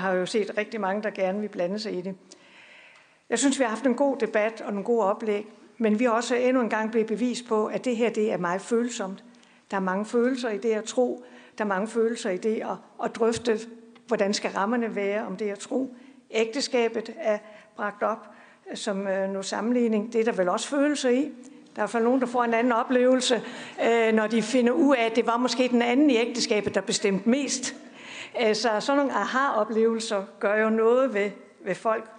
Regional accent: Bredballe, Southern Denmark, Denmark; jeg kommer fra Bredballe, kan I måske høre

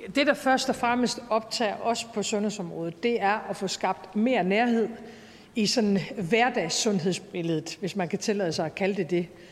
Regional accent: North Jutland, North Denmark Region, Denmark; jeg må bare sige som nordjyde

